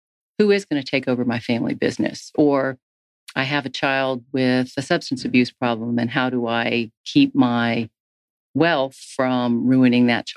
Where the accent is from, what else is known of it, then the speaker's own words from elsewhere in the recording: Tennessee, United States; I was from Tennessee